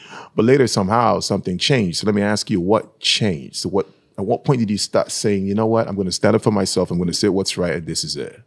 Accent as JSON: {"language": "English", "country": "Nigeria", "moved": "yes", "said": "I'm from Nigeria"}